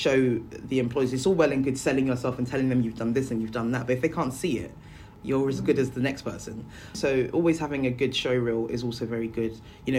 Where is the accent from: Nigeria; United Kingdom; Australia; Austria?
Nigeria; moved away; I come from Africa, I'm Nigerian.